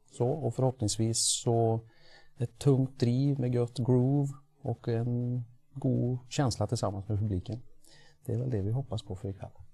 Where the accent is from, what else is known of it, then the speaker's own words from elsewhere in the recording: Trollhättan, Västra Götaland, Sweden; vi är från Trollhättan